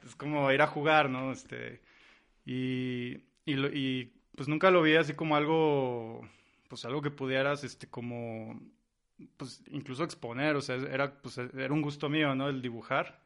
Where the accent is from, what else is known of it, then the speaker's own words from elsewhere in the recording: San Luis Potosí, Mexico; also born or lived in Santa Maria, Brazil; de aquí mero, de San Luis Potosí